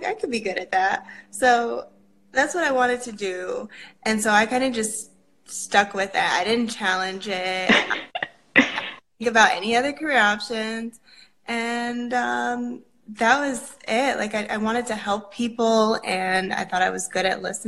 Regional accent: New Haven, Connecticut, United States; I'm from New Haven, Connecticut

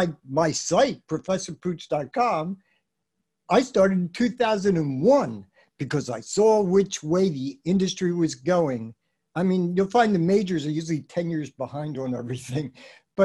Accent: Philadelphia, Pennsylvania, United States; I'm a Philly boy, I came from Philly

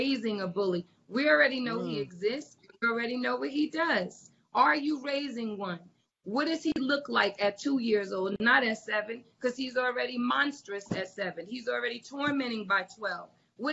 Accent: New Jersey, United States; growing up in Jersey, there were 50 people that if I just walked down the street the wrong way, my parents had a phone call

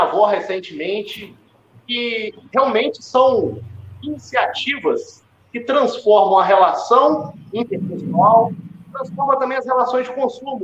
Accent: Minas Gerais, Brazil; minha cidade natal, cidade de 2.780 habitantes

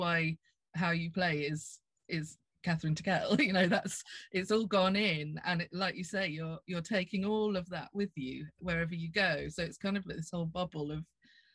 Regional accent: Norfolk, East of England, United Kingdom; I come from Norfolk

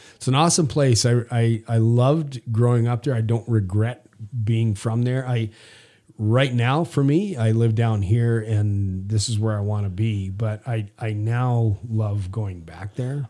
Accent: Prince Albert, Saskatchewan, Canada; now in United States; I grew up in the early '60s, and we lived in uh, all over rural Saskatchewan, and then ended up in a place called Prince Albert for a long time.

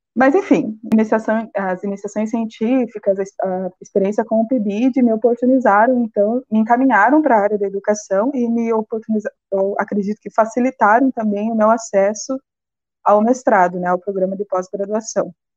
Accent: Ponta Grossa, Paraná, Brazil; moved away as an adult; now in Blumenau, Brazil; Eu sou do Paraná, natural da cidade de Ponta Grossa, e eu cursei um ano de geografia, bacharelado lá. Até que minha família, né, por questões de emprego, resolveu mudar para Blumenau

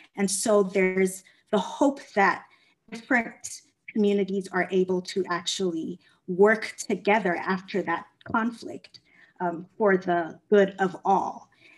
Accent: South Africa; also born or lived in Ghana / Kenya; now in United States; I am a Ghanaian American. So my family is originally from Ghana in West Africa, but I grew up in Ghana, Kenya, and South Africa. My formative years were spent in South Africa

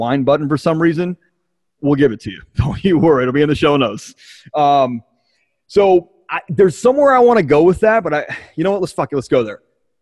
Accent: Baltimore, Maryland, United States; I grew up in Baltimore

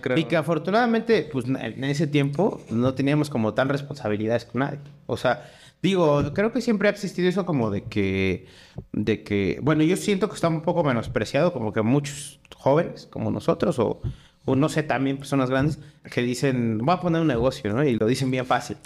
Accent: Mexico; yo soy mexicano

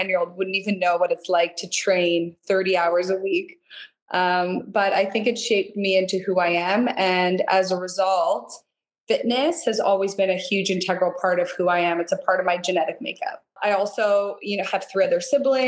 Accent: Niagara Falls, Ontario, Canada; also born or lived in St. Catharines / Toronto; So I was actually born and raised in Niagara, on the Canadian side. So Niagara Falls, St. Catharines.

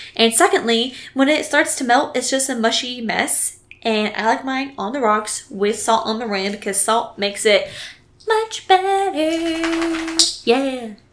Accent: California, United States; moved away; also born or lived in Texas; I'm from California

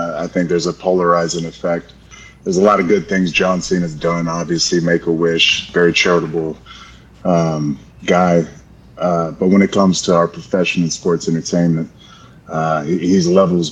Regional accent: Florida, United States; I'm from Florida. I'm a Florida boy

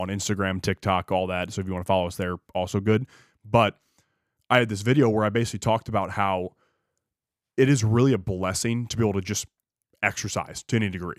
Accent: United States; being an American

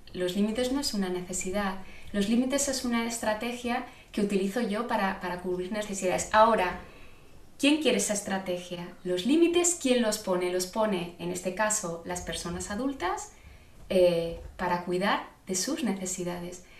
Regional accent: Zaragoza, Aragon, Spain; yo soy de Zaragoza

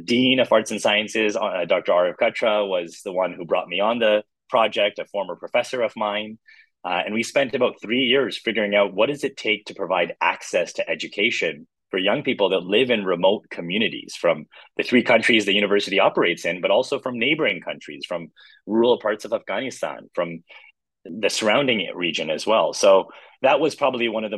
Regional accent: Canada; I was born and raised in Canada.

